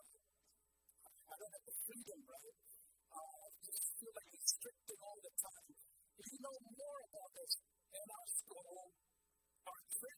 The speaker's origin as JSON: {"language": "English", "country": "Myanmar", "tie": "born or raised there", "moved": "yes", "said": "growing up in Burma. Yes, I grew up in a place where 100% were Christian"}